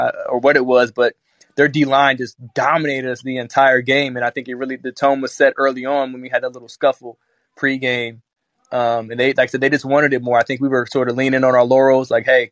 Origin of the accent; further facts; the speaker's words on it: Florida, United States; that's my hometown.